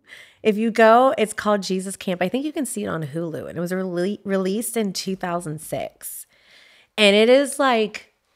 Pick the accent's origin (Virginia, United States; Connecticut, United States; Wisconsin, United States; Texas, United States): Texas, United States; Well, I grew up in Texas. I grew up listening to it.